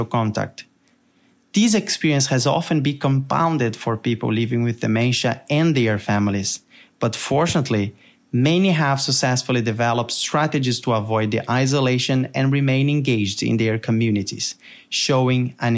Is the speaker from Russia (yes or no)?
no; Brazil; accent: Brazilian; as you can tell by my accent, I am Brazilian